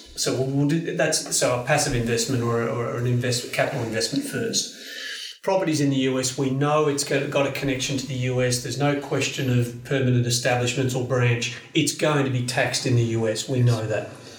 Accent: Australia; I'm not a US citizen, I'm just an Australian citizen, tax resident. I don't even step foot over there.

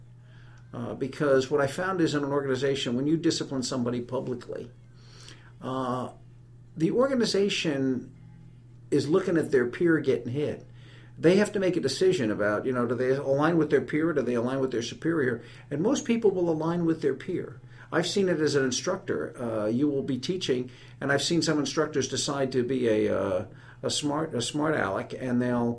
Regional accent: New York City, New York, United States; moved away as an adult; also born or lived in Rock Island / Germany / Aberdeen Proving Ground, Maryland; now in Alabama, United States; I was born and raised in New York City

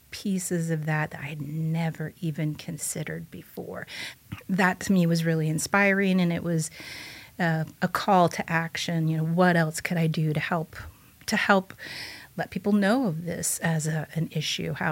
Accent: Bloomington, United States; I'm initially from Bloomington, lived here for a very long time, but then I've lived all around different different states.

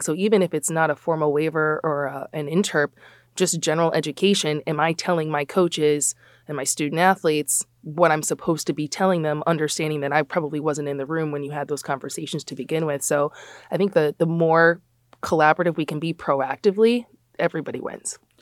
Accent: Chicago, Illinois, United States; also born or lived in New Jersey; I'm born and raised in the Big Ten. Um, so we went to the Big Ten conference, went out to New Jersey. I worked at Rutgers for just under four years, and then I got to come home. I'm from Chicago

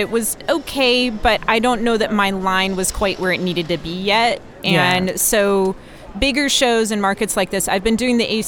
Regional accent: North Carolina, United States; I grew up in North Carolina

